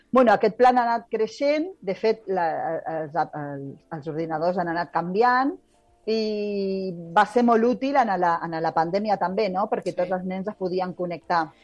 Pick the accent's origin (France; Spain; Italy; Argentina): Argentina; Rosario, Santa Fe; moved away; jo sóc nascuda a Rosario i a Rosario, Argentina